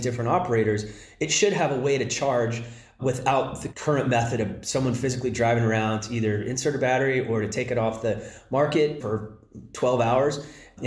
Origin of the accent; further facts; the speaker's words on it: Palo Alto, California, United States; I'm from Palo Alto originally